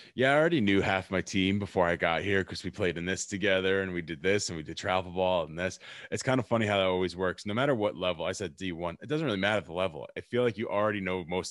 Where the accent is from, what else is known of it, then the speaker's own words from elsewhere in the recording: New York, United States; now in Spokane, United States; I'm originally from New York, and this is actually, being in Spokane is the furthest west I've ever been in my entire life